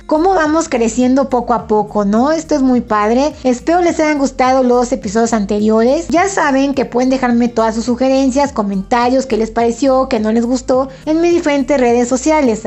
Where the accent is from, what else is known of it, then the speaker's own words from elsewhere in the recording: Puebla, Mexico; yo soy de Puebla